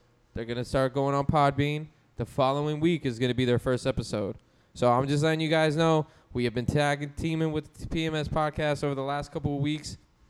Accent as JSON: {"language": "English", "area": "Broward County", "region": "Florida", "country": "United States", "tie": "born or raised there", "said": "I was born in Broward County."}